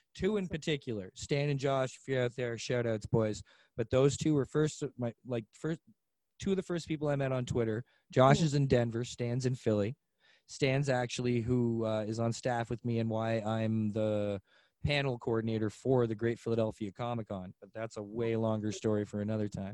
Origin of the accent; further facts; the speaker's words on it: Mississauga, Ontario, Canada; him and I grew up together here in Clarkson, over in Clarkson in Mississauga